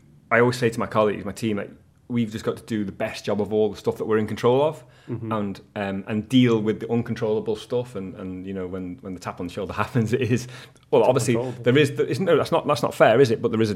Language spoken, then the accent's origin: English; Sulby, Isle of Man; So I grew up in Sulby, and we'd always watch in and around Sulby as kids